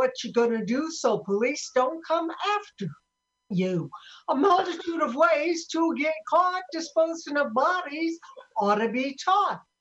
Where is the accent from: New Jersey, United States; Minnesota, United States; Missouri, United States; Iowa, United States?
Iowa, United States; Sioux City; I'm from Sioux City, Iowa